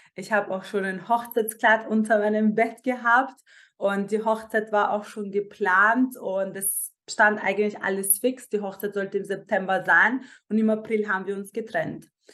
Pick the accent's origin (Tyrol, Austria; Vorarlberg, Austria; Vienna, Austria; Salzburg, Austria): Vienna, Austria; Ich bin normalerweise in Wien geboren ähm, und aufgewachsen, zur Schule gegangen